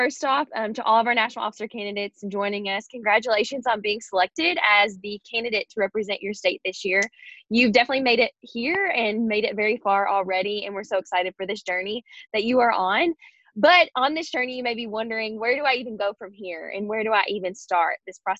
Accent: Kentucky, United States; from Kentucky.

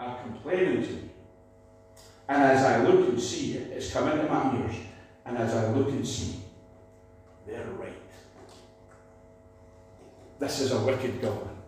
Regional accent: Scotland, United Kingdom; we're down from Scotland

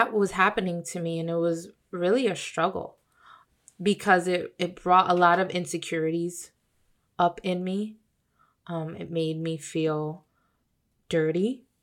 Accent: Bridgeport, Connecticut, United States; been brought up here in Bridgeport, Connecticut, good old Bridgeport, Connecticut, I was born in St. Vincent's Hospital

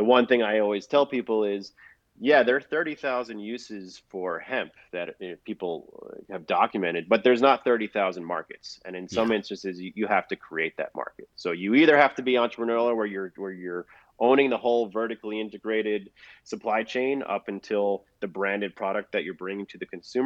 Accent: Long Island, New York, United States; also born or lived in Manhattan, New York / Eaton, New York; I grew up in Long Island.

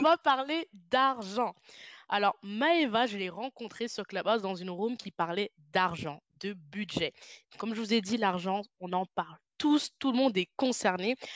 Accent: France; moved away; je suis française, même si je ne vis plus en France

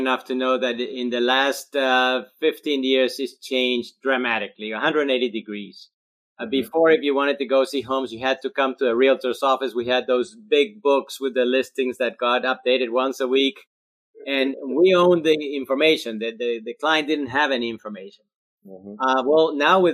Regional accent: Colombia; first language Spanish; English is a second language; also born or lived in Australia; now in Charleston, United States; I'm originally from Colombia, South America, and I'm Spanish speaking. That's my first language.

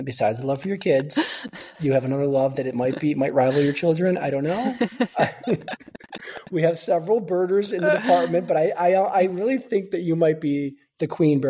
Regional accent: Colorado, United States; So he's like, great choice. That's the state bird of my home state.

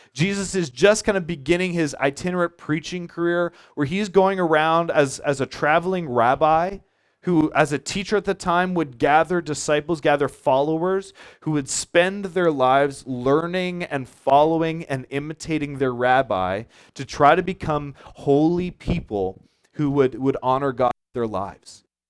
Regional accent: Charlottetown, Prince Edward Island, Canada; now in Montague, Canada; I grew up in Charlottetown

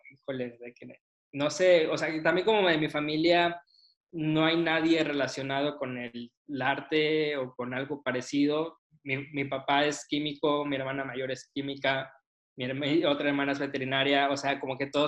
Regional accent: Mexico City, Mexico; born there; yo nací en Ciudad de México y entonces como que sí anhelaba un poquito regresar.

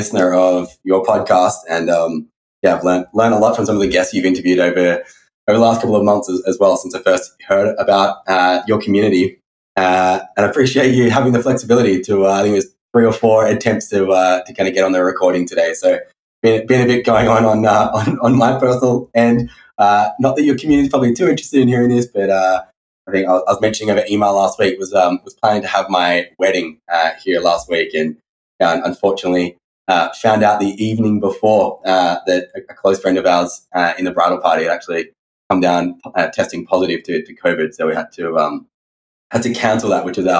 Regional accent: Sydney, New South Wales, Australia; moved away; I hail from Sydney, Australia. I originally grew up in a family of entrepreneurs

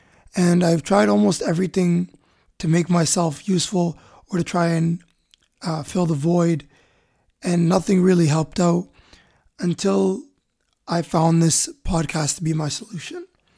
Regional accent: Misrata, Misrata District, Libya; English is a second language; moved away; I've made many countries and cities my home, but my heart belongs to my hometown, Misrata.

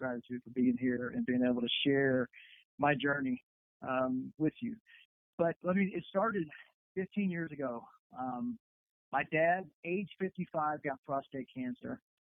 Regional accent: Columbia, South Carolina, United States; moved away; I'm born, raised in Columbia, South Carolina

